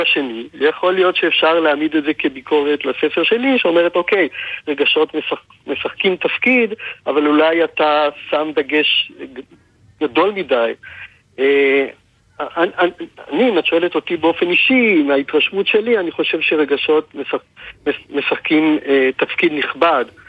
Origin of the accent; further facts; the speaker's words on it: Israel; כולנו כישראלים שחיינו אז